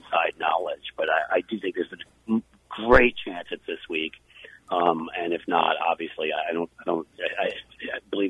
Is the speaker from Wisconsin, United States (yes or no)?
no; New York, United States; now in Cincinnati, United States; I grew up in New York